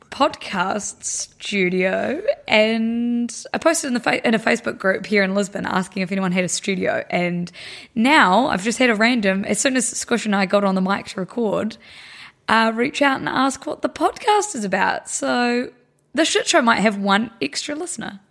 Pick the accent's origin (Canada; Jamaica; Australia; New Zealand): New Zealand; We're from New Zealand